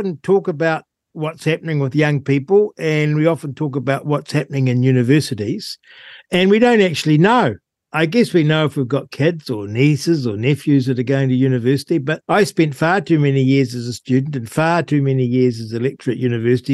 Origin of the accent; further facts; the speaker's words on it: Rangiora, Canterbury, New Zealand; I grew up in Rangura.